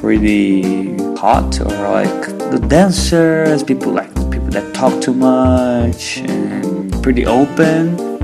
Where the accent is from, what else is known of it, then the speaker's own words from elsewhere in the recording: Brazil; I am from Brazil.